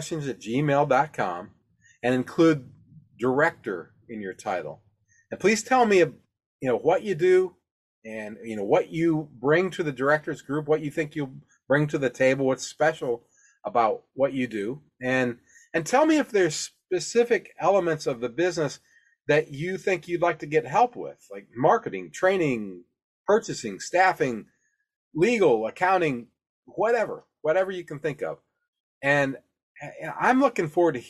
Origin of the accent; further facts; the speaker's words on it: Alabama, United States; my home state of Alabama